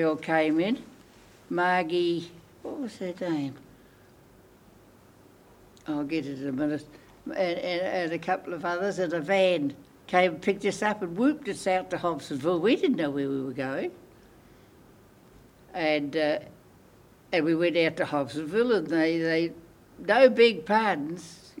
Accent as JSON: {"language": "English", "town": "Cambridge", "region": "Waikato", "country": "New Zealand", "tie": "born or raised there", "also_born_or_lived": "Auckland, New Zealand / Te Awamutu, New Zealand", "said": "I grew up in Cambridge."}